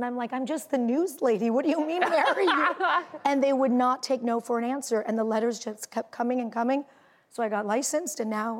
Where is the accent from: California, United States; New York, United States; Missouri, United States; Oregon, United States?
California, United States; I'm from California, and we spend a lot of time in our cars.